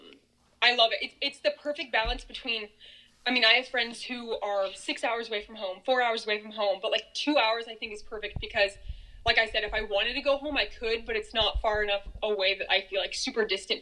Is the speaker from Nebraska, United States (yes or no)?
yes; Grand Island, Nebraska, United States; now in Omaha, United States; I grew up in Grand Island, Nebraska, probably about 2 hours west of Omaha.